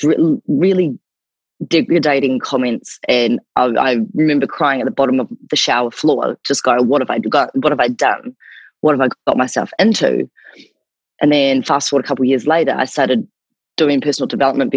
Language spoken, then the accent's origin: English; New Zealand; accent: New Zealand; moved away; also born or lived in Gold Coast, Australia; my accent is from New Zealand